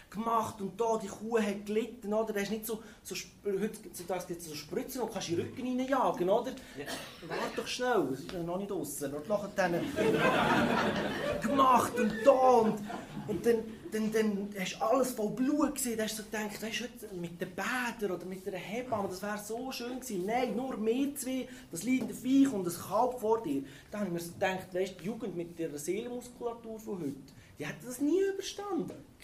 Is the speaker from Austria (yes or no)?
no; Lucerne, Switzerland; Ich bin auf dem Bauernhof aufgewachsen, im Luzerner Hinterland, bin in einer Schweizer Pflegefamilie.